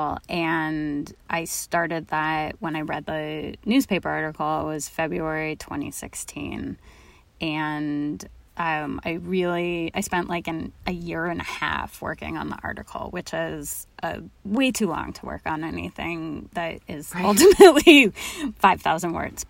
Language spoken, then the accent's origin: English; Los Angeles, California, United States; moved away; also born or lived in Oakland; I grew up in Los Angeles